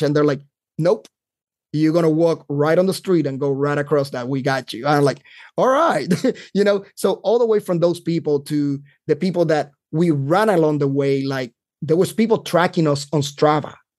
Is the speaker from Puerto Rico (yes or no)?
yes; Carolina, Puerto Rico; moved away as an adult; now in North Carolina, United States; I grew up in Puerto Rico, uh, that's where I lived all my life until I joined the Army.